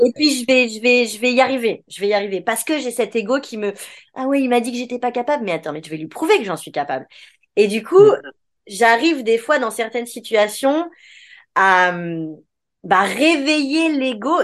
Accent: France; on est français, donc on dit que c'est en France

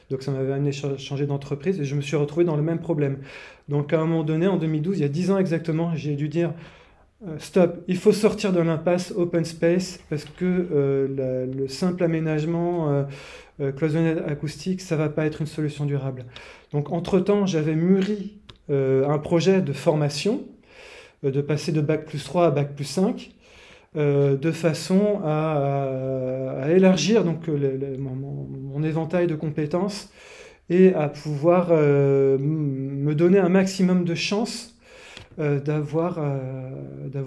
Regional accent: Martinique, France; à l'origine, je viens des, pays chauds, de la Martinique.

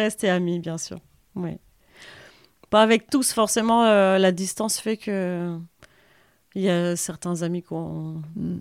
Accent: Valenciennes, Hauts-de-France, France; moved away as an adult; also born or lived in Lille; now in Saint-Paul-la-Roche, France; moi j'ai grandi à Valenciennes

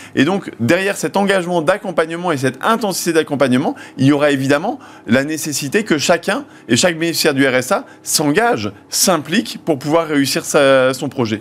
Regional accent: Hauts-de-France, France; je viens des Hauts-de-France

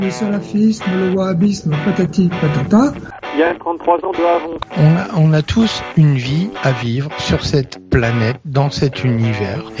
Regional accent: Brittany, France; Non, je suis vraiment pas juve. Je suis bretonne

